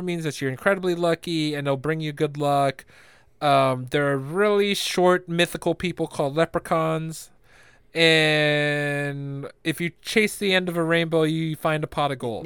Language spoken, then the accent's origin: English; Philippines; I'm Filipino